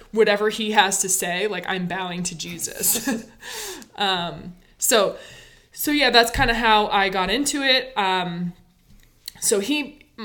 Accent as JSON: {"language": "English", "town": "Basalt", "region": "Colorado", "country": "United States", "tie": "born or raised there", "moved": "yes", "said": "I grew up in Colorado, Basalt, Colorado."}